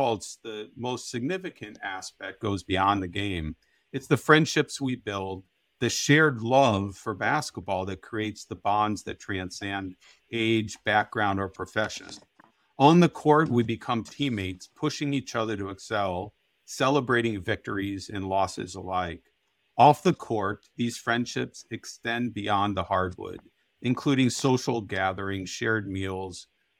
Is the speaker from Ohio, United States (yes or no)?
yes; Canton, Ohio, United States; now in Milwaukee, United States; I grew up in Canton, Ohio, where I played the game with my friends